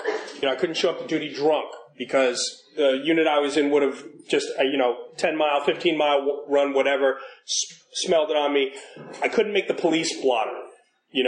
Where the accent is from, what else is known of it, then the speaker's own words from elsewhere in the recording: New York City, New York, United States; So I was born in New York City. Grew up in the 70s and the 80s